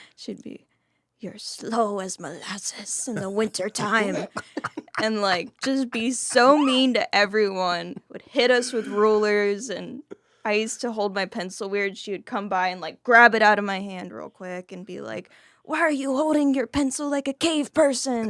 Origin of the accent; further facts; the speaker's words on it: Fort Worth, Texas, United States; also born or lived in Dallas, Texas; my dad raised me, um, alone for the first fourteen years, and that was in Fort Worth